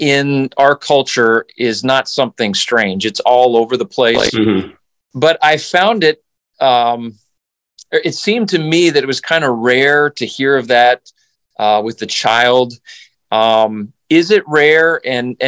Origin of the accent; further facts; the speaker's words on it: Canada; now in United States; I grew up in Canada